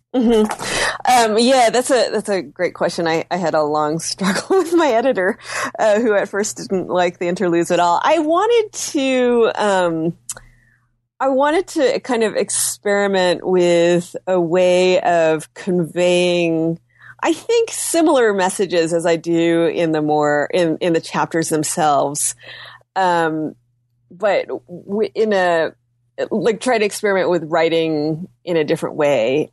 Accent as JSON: {"language": "English", "country": "United States", "said": "my being Chinese American"}